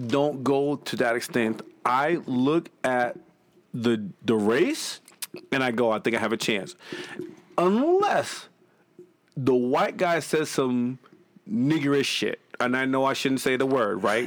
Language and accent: English; Boston, Massachusetts, United States; I'm from Boston.